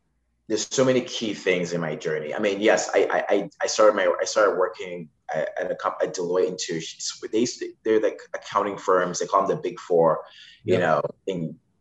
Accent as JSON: {"language": "English", "country": "Zimbabwe", "moved": "yes", "said": "I'm from Zimbabwe"}